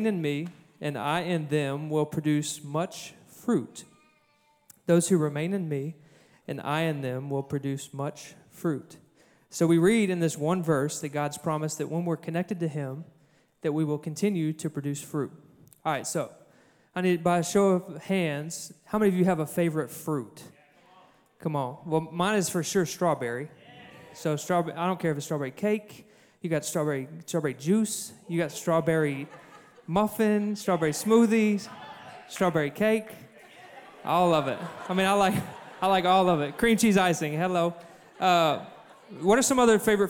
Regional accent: Cabot, Arkansas, United States; I'm from Cabot, where we don't farm

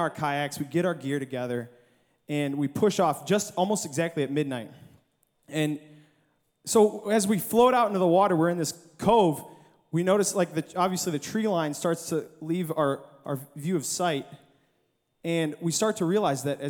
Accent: Michigan, United States; I'm from Michigan. I'm 13 hours away from home in Arkansas

